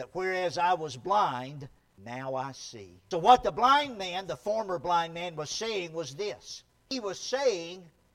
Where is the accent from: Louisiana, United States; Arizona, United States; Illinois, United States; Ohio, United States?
Louisiana, United States; near Shreveport; now in California, United States; where I grew up in Louisiana, there was a time when I was a little boy. I lived out in the country near a big city called Shreveport